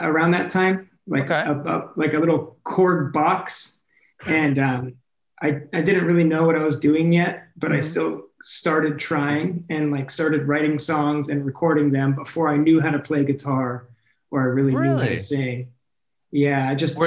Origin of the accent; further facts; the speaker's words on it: Clearwater, Florida, United States; now in Los Angeles, United States; I was born and raised in Clearwater, Florida, or at least close to there, a little suburb